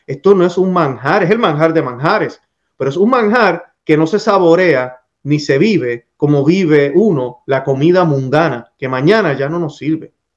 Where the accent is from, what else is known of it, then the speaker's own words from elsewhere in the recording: Puerto Rico; haber sido criado en mi país, Puerto Rico